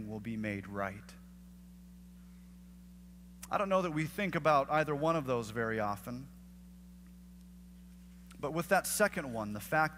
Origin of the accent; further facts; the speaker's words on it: the Northwest, Pacific Northwest, United States; moved away; I'm from the Northwest